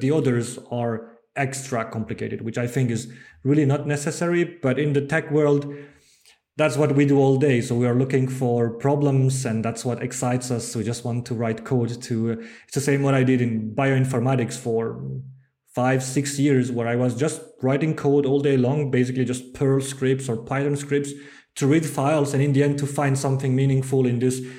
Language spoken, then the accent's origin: English; Bordeaux, Nouvelle-Aquitaine, France; English is a second language; moved away as an adult; also born or lived in Netherlands; I'm from France. I, I, I was born and grew up in, in Bordeaux